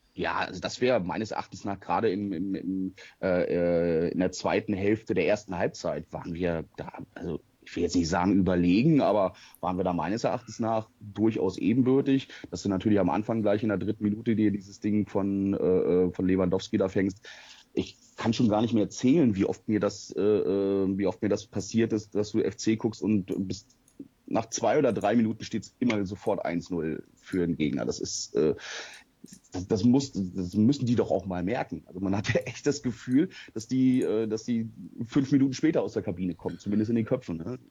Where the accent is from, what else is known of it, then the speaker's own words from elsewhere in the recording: the North, Northern Germany, Germany; ich komme eigentlich gebürtig aus dem Norden